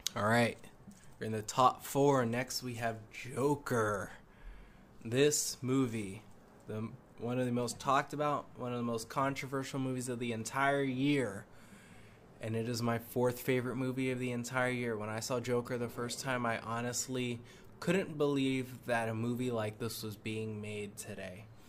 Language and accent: English; New England, United States; I'm from New England